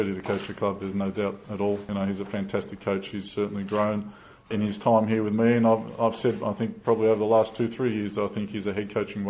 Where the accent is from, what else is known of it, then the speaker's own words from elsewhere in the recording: Australia; the head coach of the national team in Australia, my home country